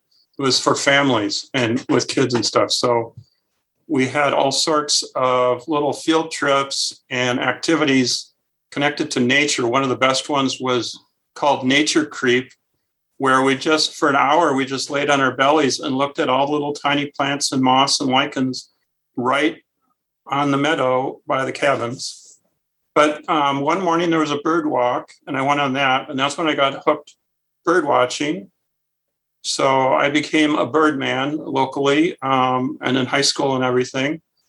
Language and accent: English; Minnesota, United States; moved away as an adult; now in Chicago area, United States; I grew up in Minnesota.